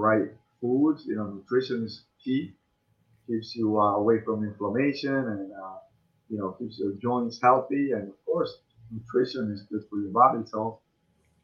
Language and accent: English; Cuba; now in United States; I come from Cuba.